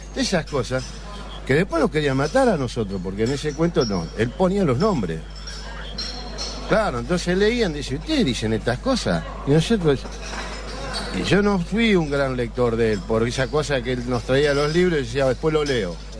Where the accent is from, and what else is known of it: Rosario, Santa Fe, Argentina